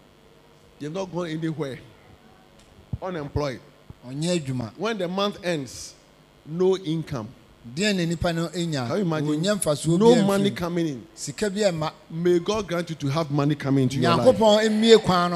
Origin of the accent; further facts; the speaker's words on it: Osu, Greater Accra, Ghana; When I was growing up in Osu, little boy.